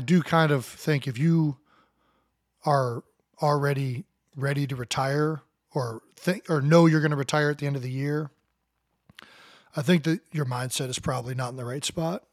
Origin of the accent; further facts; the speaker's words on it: Cleveland Heights, Ohio, United States; moved away as an adult; We grew up in Cleveland Heights, Ohio